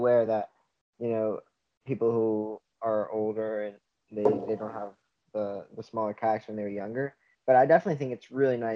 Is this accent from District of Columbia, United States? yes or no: yes; Washington, District of Columbia, United States; I'm a 18-year-old kayaker from Washington, D.C. I pretty much grew up next to the river